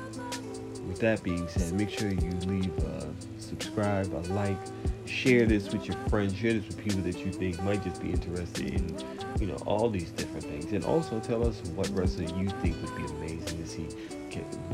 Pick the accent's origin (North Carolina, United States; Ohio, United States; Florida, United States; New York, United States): New York, United States; New York City; growing up in New York City, I went to public school, elementary, middle, and high school in New York City